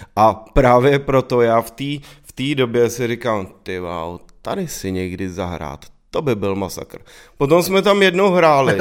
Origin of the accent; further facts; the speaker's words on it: Prague, Czechia; bydleli jsme vlastně naproti sobě v baráku a, eh, vyrůstali jsme na Praze deset, na sídlišti